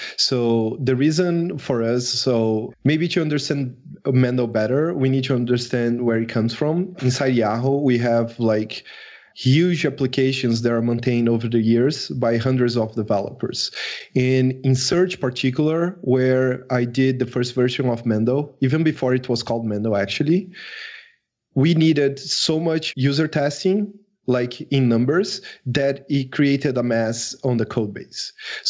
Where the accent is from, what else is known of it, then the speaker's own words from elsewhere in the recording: Brazil; English is a second language; I am from Brazil.